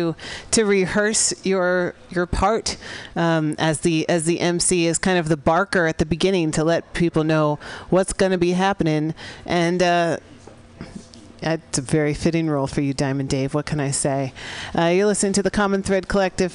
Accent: San Francisco, California, United States; This is MutinyRadio.fm here in San Francisco, my hometown

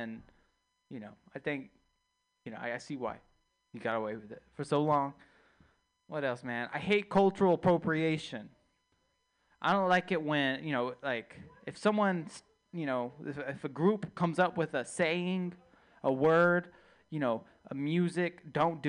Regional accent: Texas, United States; I'm from Texas

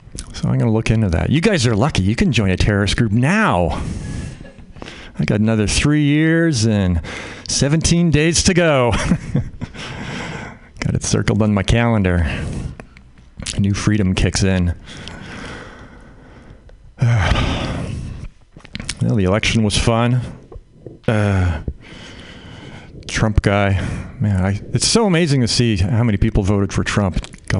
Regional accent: Canada; now in United States; I'm Canadian. I grew up in Canada

